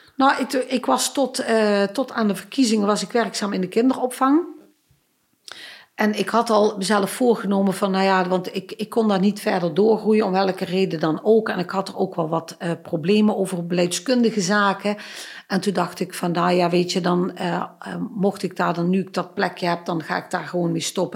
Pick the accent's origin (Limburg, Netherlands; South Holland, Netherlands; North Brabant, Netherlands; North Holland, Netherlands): Limburg, Netherlands; Stramproy; moved away as an adult; ik ben geboren getogen in het Midden-Limburgse Stramprooi, maar ik woon al best wel lang in eh, Noord-Limburg